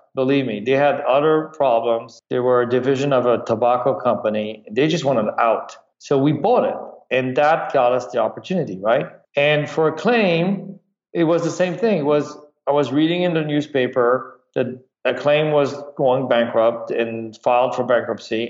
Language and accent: English; France; moved away; also born or lived in Michigan; I grew up in France